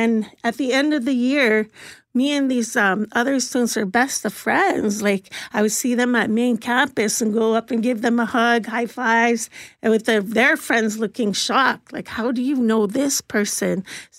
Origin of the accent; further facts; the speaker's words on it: Ontario, Canada; also born or lived in Columbus, Ohio; now in Winnipeg, Canada; And I come from Ontario, so I have no idea how that process happened. But in the end, I was in foster homes and then shipped off to Columbus, Ohio with a Christian pastor and his adult sons.